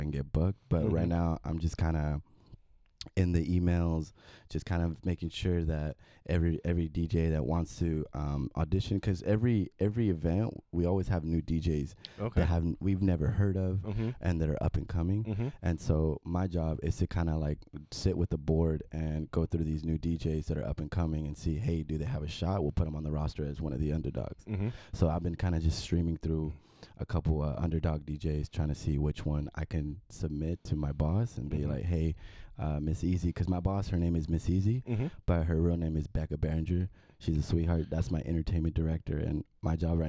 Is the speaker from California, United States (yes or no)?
yes; Bakersfield, California, United States; moved away as an adult; also born or lived in Mexicali, Mexico / Los Angeles, United States; I was born in Mexicali, and then moved to Bakersfield, lived in Bakersfield pretty much all my life